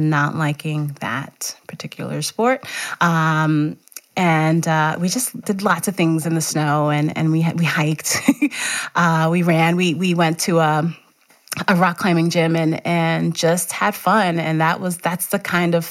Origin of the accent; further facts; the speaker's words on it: New York City, New York, United States; also born or lived in Georgia; now in Montpelier, United States; I am from Brooklyn, New York